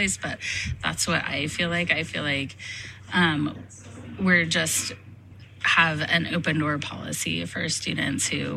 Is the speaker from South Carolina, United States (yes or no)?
no; Nevada Union High School, California, United States; I am a Nevada Union graduate, and I was really happy to be able to come back to NU and work here.